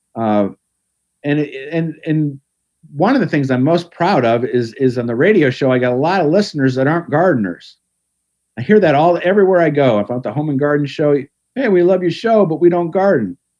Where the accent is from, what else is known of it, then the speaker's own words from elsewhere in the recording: Cleveland, Ohio, United States; now in Pittsburgh, United States; I grew up in Cleveland